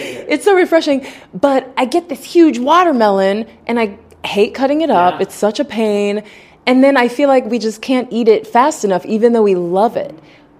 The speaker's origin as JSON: {"language": "English", "region": "Ohio", "country": "United States", "moved": "yes", "lives_now": "Florida, United States", "said": "I'm from Ohio"}